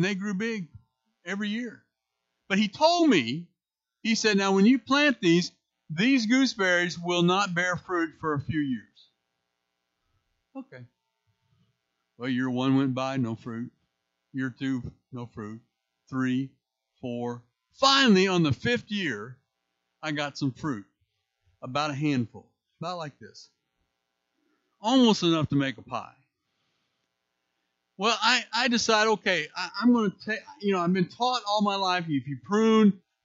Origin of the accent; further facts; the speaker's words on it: St. Louis, Missouri, United States; moved away as an adult; now in Indiana, United States; I'm originally from St. Louis